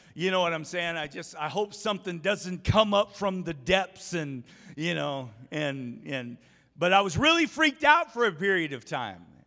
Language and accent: English; Umatilla, Oregon, United States; I grew up on the Umatilla River or the Columbia River there in Umatilla, Oregon